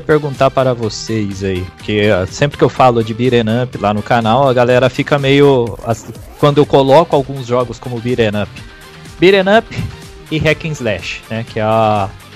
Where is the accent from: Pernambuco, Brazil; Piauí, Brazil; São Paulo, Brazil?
São Paulo, Brazil; Bauru; eu sou de Bauru